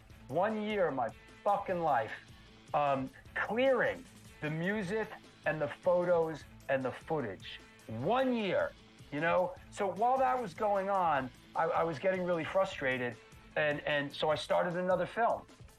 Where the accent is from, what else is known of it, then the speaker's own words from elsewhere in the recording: Bronx, New York, United States; This is the kid that I went to high school with growing up in the Bronx.